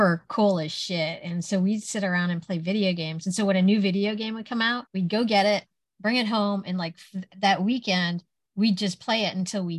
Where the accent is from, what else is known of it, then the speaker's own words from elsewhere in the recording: South Lake Tahoe, California, United States; I grew up in South Lake Tahoe